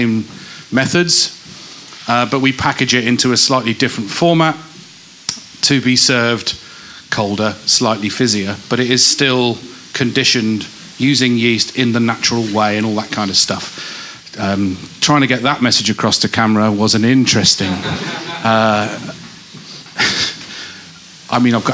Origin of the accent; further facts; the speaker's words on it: Rural Northamptonshire, East Midlands, United Kingdom; now in Manchester, United Kingdom; where I grew up in the East Midlands